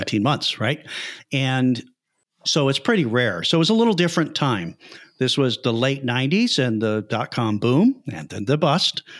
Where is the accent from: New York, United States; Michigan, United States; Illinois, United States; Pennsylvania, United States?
Illinois, United States; Chicago; also born or lived in Iowa; I'm originally from Chicago, from the Midwest